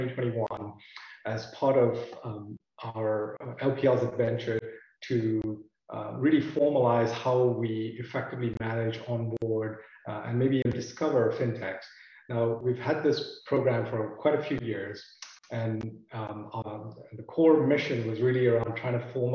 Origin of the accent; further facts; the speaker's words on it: New Jersey, United States; now in Charlotte, United States; I'm calling from sunny Charlotte, North Carolina.